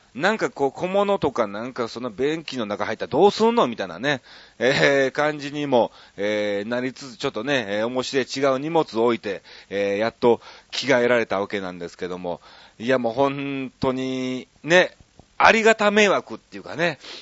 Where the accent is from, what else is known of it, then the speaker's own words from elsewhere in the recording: Osaka, Japan; moved away; 地元の大阪市内がね、僕、あの、環状線のある近くの駅が、 あの、僕の実家